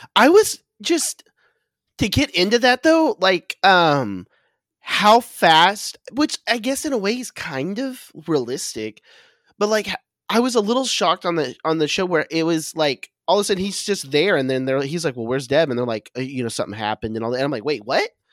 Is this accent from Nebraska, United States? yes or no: no; Oklahoma, United States; moved away; I'm originally from Oklahoma